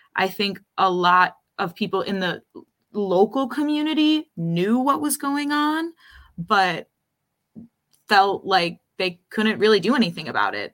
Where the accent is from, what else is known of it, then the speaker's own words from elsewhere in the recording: Rochester, New York, United States; moved away as an adult; now in New York City, United States; I grew up in Rochester in the suburbs, and then, um, I moved to New York City